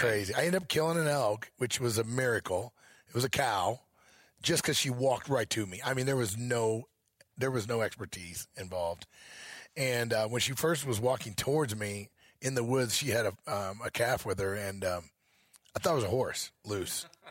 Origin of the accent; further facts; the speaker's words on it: Missouri, United States; moved away as an adult; now in Montana, United States; I grew up in Missouri